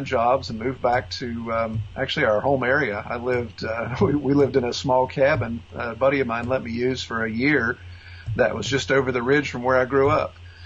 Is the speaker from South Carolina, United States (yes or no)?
no; West Virginia, United States; moved away as an adult; also born or lived in Orlando, Florida / St. Cloud, Florida; I grew up in West Virginia. I was born and raised.